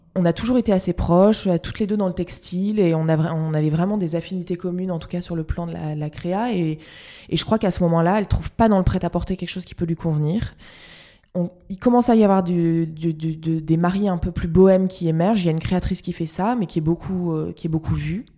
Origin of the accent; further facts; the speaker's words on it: Lille, Hauts-de-France, France; je suis lilloise